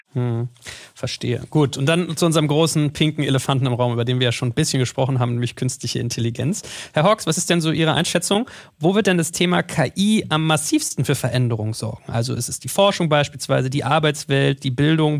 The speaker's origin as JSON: {"language": "German", "region": "Berlin", "country": "Germany", "said": "als Berliner"}